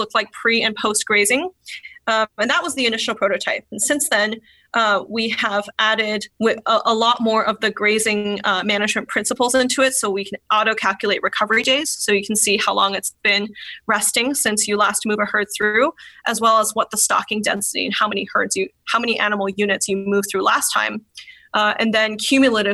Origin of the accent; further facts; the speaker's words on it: California, United States; I'm from California